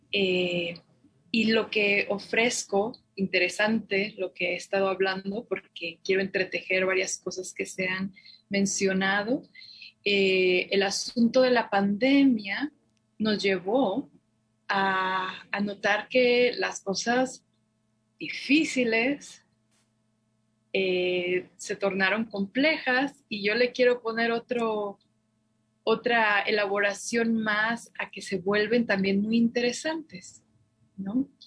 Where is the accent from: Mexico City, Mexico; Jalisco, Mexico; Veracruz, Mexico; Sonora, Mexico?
Jalisco, Mexico; Guadalajara; now in Santa Fe, United States; soy originaria de Guadalajara y me formé como psicóloga